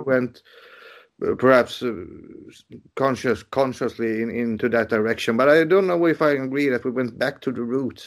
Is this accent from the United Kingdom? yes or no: no; Sweden; I was born in January and that this was my first encounter with the world. You know, the dark, cold Sweden